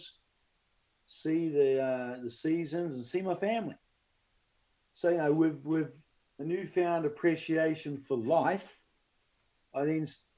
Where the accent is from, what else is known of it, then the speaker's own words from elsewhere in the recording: New Zealand; being a New Zealander